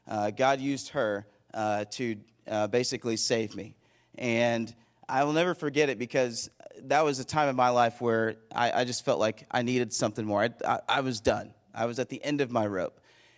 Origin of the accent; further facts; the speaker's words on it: Plano, Texas, United States; born there; So I was born in Plano, Texas. Shout out to Plano. 7-time state football champions.